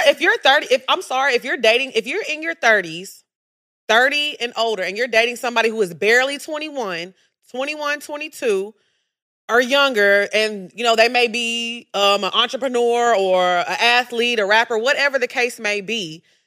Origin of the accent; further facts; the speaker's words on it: United States; growing up in America